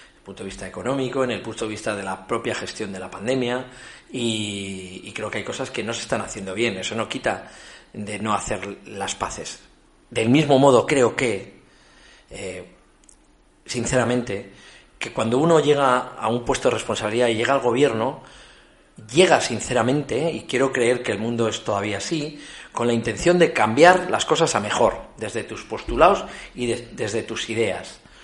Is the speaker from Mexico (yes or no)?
no; Ezcaray, La Rioja, Spain; forma parte del ADN como riojanos